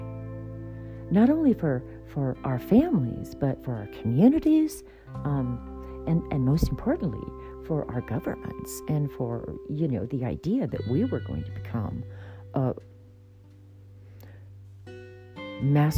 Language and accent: English; United States